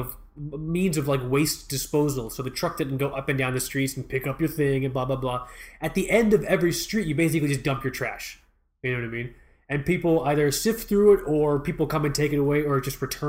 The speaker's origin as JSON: {"language": "English", "country": "United States", "tie": "born or raised there", "said": "I was born here in the States. My parents are from Pakistan"}